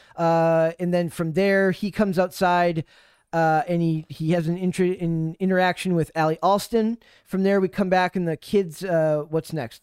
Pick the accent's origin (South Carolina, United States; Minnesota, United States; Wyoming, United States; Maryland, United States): Minnesota, United States; I'm from Minnesota